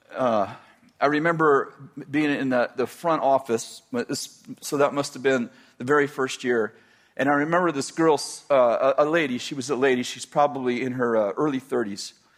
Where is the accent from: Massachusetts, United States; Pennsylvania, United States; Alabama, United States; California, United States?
California, United States; the Bay Area; moved away as an adult; also born or lived in Weaverville, California; I was raised in the Bay Area at 20 years old, 22 years old. Yeah, 22 years old, we moved to Weaverville, so pretty isolated